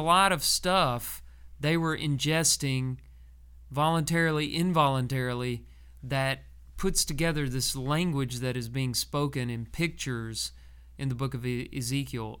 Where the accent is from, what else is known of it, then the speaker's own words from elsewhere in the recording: Texas, United States; growing up in Texas when I was a kid